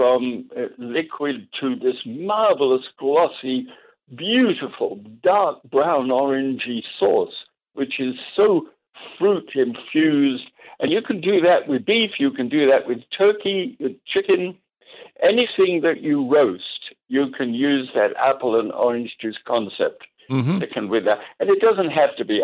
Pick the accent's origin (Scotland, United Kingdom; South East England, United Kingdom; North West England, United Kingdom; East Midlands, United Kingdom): Scotland, United Kingdom; now in United States; I'm a Scot.